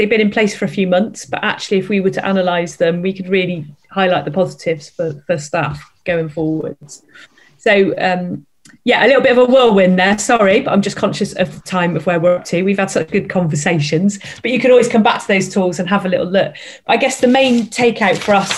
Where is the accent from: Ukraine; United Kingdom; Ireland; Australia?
United Kingdom; Bristol, South West England; I'm from Bristol, so I can say OOR.